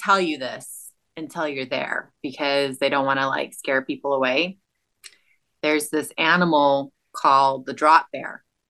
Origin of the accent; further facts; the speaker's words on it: Central California, United States; There is a whole Central Valley that people just forget about. That's where I'm from. I'm from originally from Central California and the farming communities there where there's nothing.